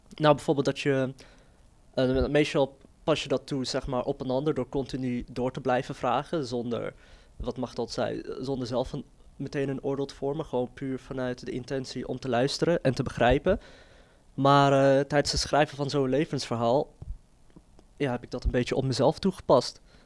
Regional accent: Netherlands; ik zie mezelf gewoon als Nederlander met een eh, migratieachtergrond. En die achtergrond, die Marokkaanse achtergrond die ik heb

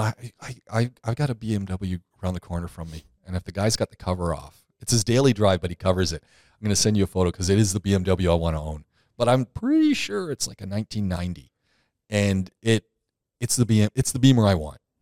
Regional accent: Canada; I'm not from the U S, I'm from Canada

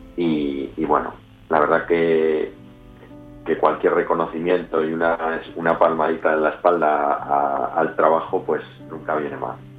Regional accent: León, Castile and León, Spain; also born or lived in Madrid / Santiago de Compostela; now in Valladolid, Spain; volver a la tierra, a León, porque nosotros somos los dos de León

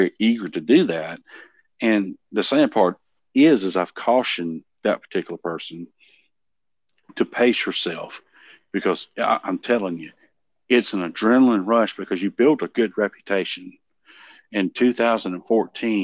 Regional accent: the South, United States; I am from the South and live on a dirt road

